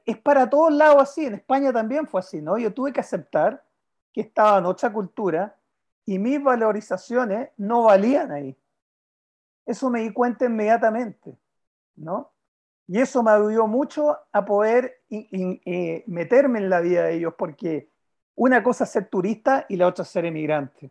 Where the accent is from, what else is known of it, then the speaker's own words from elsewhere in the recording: Chile; como chileno